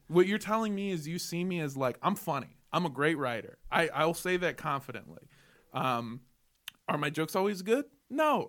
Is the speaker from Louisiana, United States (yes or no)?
no; Los Angeles, California, United States; also born or lived in Indio, California; I grew up in Los Angeles. I went to schools in Los Angeles